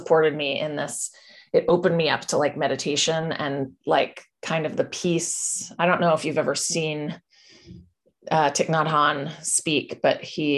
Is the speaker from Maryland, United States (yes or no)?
no; Santa Fe, New Mexico, United States; I was born and raised in Santa Fe, New Mexico